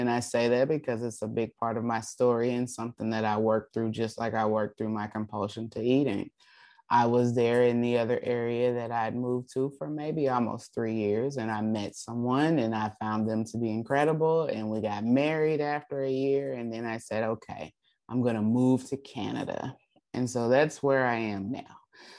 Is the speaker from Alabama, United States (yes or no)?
no; Alaska, United States; And so I spent my time there in Alaska. I went back to my hometown where I was born and raised and my family was there.